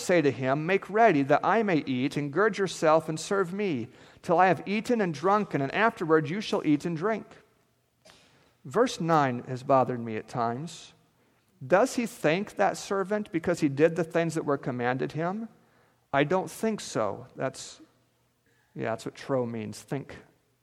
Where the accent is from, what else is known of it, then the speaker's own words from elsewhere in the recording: central Alaska, United States; moved away; I grew up in Alaska, and this feels a lot like Alaska, so it feels a lot like home to me here. And I grew up in between two mountain ranges, the Alaska Range and the Brooks Range.